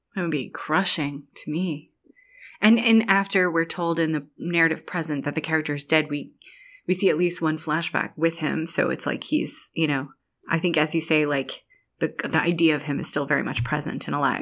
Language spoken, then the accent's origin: English; Ireland; I'm Irish